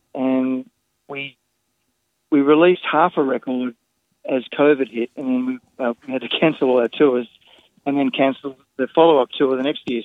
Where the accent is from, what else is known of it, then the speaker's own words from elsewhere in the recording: Sydney, New South Wales, Australia; now in Los Angeles, United States; I grew up in French's Forest